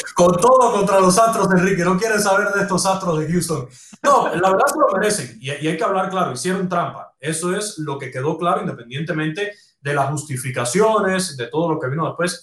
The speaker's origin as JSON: {"language": "Spanish", "country": "Cuba", "tie": "born or raised there", "moved": "as an adult", "said": "Yo nací en Cuba, yo viví toda mi juventud y mi Cuba"}